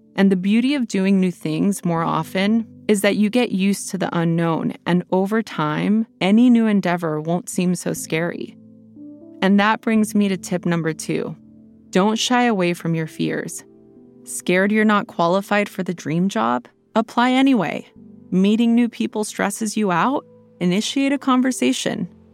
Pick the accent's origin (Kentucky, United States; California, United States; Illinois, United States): California, United States; Los Angeles; moved away as an adult; also born or lived in Portland, Oregon; I grew up in Los Angeles